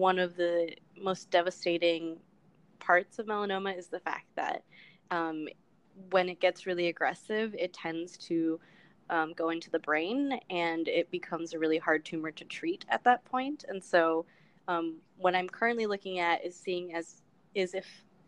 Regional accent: Los Angeles, California, United States; moved away; I am from Los Angeles, California. My parents are from El Salvador

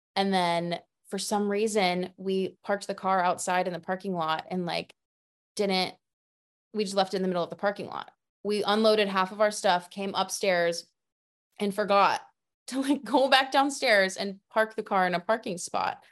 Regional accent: Florida, United States; moved away; I'm from Florida originally

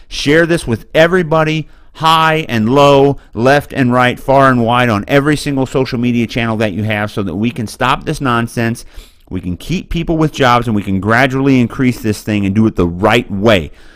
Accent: Boonville, Missouri, United States; moved away; I come from a little town called Booneville, Missouri, and I have property there, and I hope to retire there

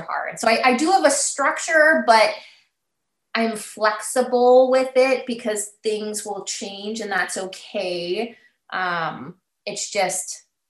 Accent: Alberta, Canada; moved away as an adult; also born or lived in Calgary, Canada; now in Saskatoon, Canada; I grew up in Alberta and I was in Calgary before Saskatoon.

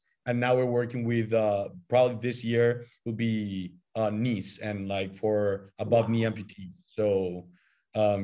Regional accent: Paraguay; I'm also Paraguayan. I was born and I studied here

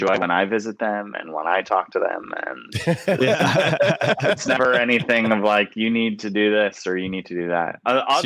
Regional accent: Elkhart, Indiana, United States; Indiana, northern Indiana, a town called Elkhart, which is near South Bend

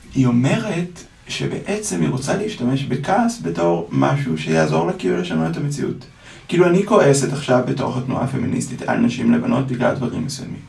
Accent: Ra'anana, Central District, Israel; גדלתי ברעננה להורים אשכנזים מאוד משכילים

